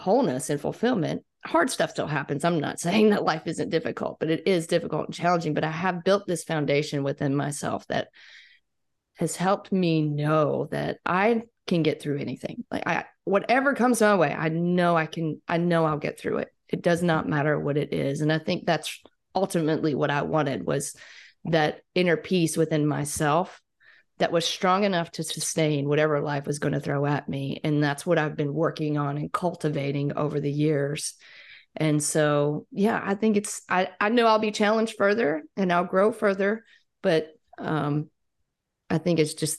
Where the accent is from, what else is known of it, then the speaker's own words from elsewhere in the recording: Mississippi, United States; moved away as an adult; I was gone from Mississippi for 6 or 7 years